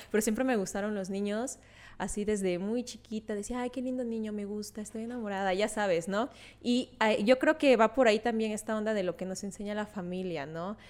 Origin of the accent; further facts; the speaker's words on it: Veracruz, Mexico; moved away; fui a, mi pueblo, a Veracruz porque acompañé a mi abuelita